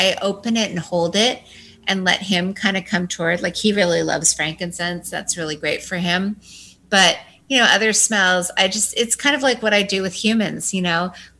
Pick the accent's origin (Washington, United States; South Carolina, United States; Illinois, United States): Washington, United States; moved away as an adult; also born or lived in Manhattan; I grew up in Washington State